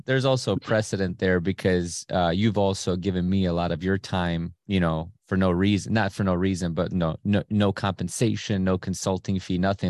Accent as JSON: {"language": "English", "town": "Cleveland", "region": "Ohio", "country": "United States", "tie": "born or raised there", "said": "I was born in Cleveland proper, you know, in the hood"}